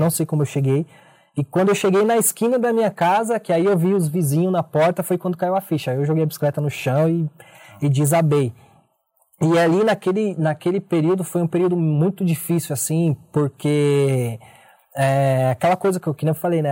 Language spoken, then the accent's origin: Portuguese; São Paulo, Brazil; Eu sou nascido e criado na Zona Sul de São Paulo.